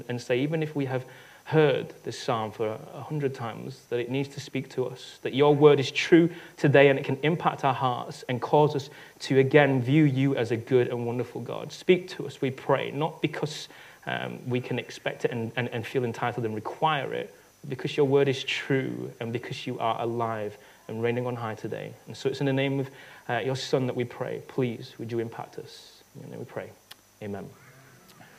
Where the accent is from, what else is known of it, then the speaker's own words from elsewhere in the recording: United Kingdom; I'm British